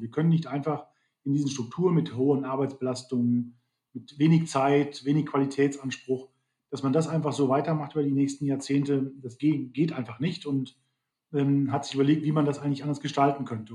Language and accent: German; Germany; bei uns in Deutschland